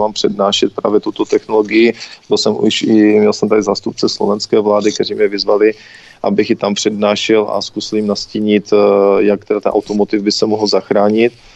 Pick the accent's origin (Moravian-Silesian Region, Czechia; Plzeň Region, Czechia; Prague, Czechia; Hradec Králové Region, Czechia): Moravian-Silesian Region, Czechia; Karviná; já jsem z Karviné